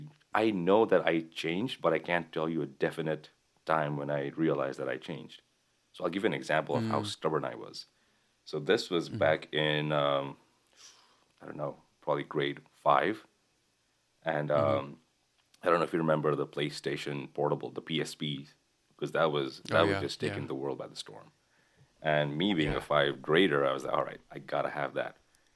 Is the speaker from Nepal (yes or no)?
yes; Kathmandu, Bagmati, Nepal; born there; I was born in Kathmandu, the capital of Nepal.